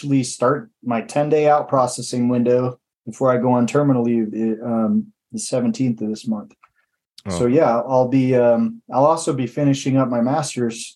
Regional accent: Michigan, United States; moved away; I'm going to visit my family back in Michigan for a little family reunion. That's where I grew up in Michigan

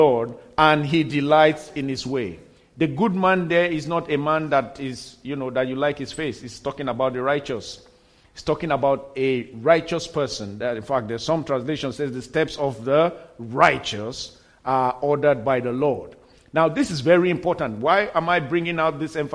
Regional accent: Nigeria; moved away as an adult; my home country in Nigeria

